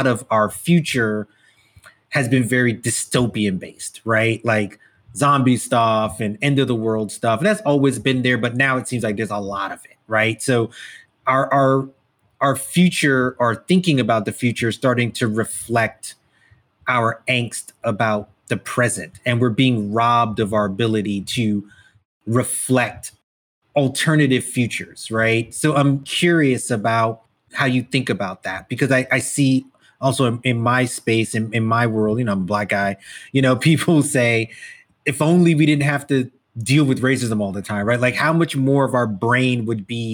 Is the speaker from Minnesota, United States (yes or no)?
no; New York City, New York, United States; I'm West Indian guy, born in the US, immigrant family, lived in Brooklyn specifically